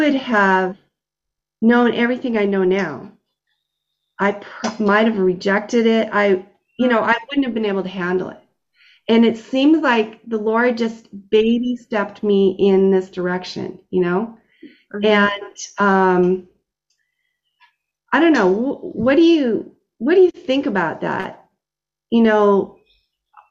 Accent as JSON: {"language": "English", "town": "Edmonton", "region": "Alberta", "country": "Canada", "said": "I'm from the Edmonton area in Alberta"}